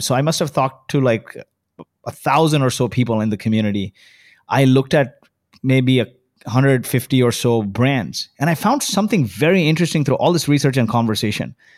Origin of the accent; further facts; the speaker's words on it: Kuwait; now in Dubai, United Arab Emirates; I was born in Kuwait.